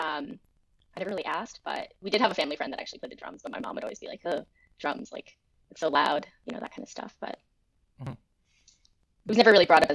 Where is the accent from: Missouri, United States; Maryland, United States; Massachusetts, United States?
Massachusetts, United States; Andover; I grew up in Andover, Mass, which is kind of just like your typical like Massachusetts suburban town